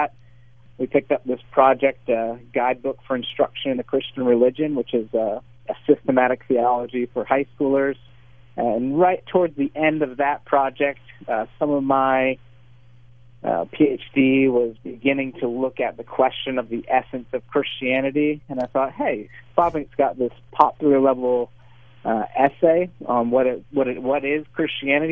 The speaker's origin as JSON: {"language": "English", "region": "Pennsylvania", "country": "United States", "tie": "born or raised there", "also_born_or_lived": "Boston, United States / Edinburgh, United Kingdom", "said": "I'm from America. I grew up in Pennsylvania primarily"}